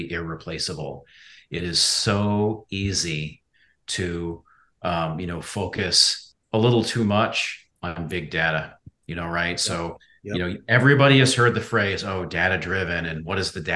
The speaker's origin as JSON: {"language": "English", "region": "Midwest", "country": "United States", "tie": "born or raised there", "moved": "yes", "lives_now": "Charleston, United States", "said": "I grew up in the Midwest"}